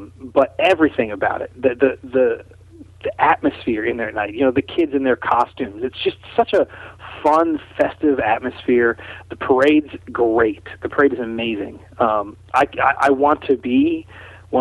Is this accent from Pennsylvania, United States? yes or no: yes; Pittsburgh, Pennsylvania, United States; my hometown of Pittsburgh